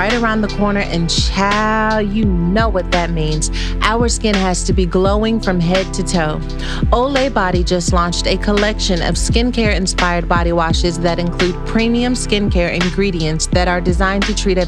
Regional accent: Texas, United States; I grew up in Texas and I used to listen to 106.1 Kiss FM as well

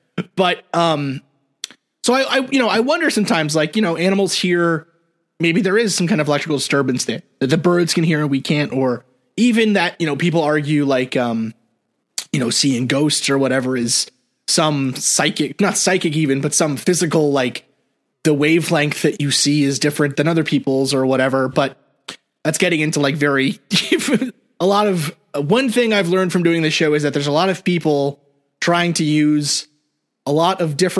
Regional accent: New York City, New York, United States; So I grew up in New York City, and right in Jersey, there's that story, the Jersey Devil, right?

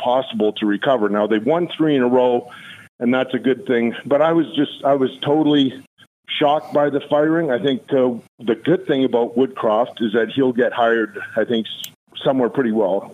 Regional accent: Edmonton, Alberta, Canada; growing up in Edmonton.

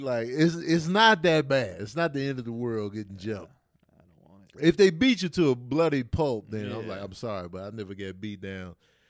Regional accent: Brooklyn, New York, United States; I'm from Brooklyn.

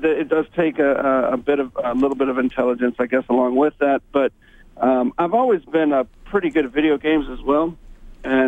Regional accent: Texas, United States; also born or lived in Houston, Texas; I am from Texas.

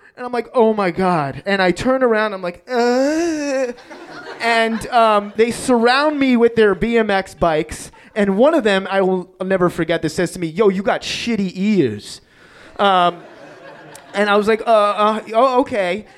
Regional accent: New York City, New York, United States; I grew up in Queens in New York

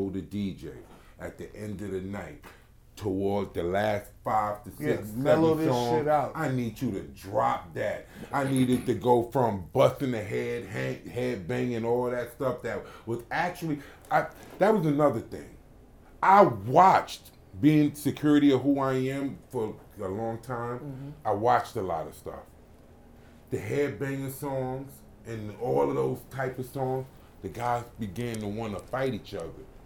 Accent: New York City, New York, United States; also born or lived in the South; I love New York, I'm a New Yorker

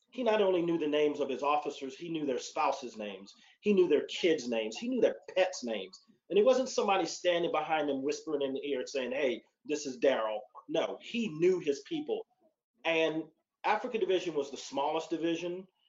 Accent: Okinawa, Japan; So growing up in Okinawa, serving in Korea as a part of my Air Force experience as an analyst

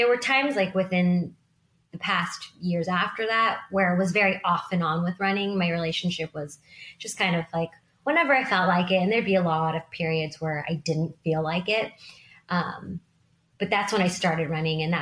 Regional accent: Sacramento, California, United States; I grew up in Sacramento. I am Sacramento born and raised and love it here.

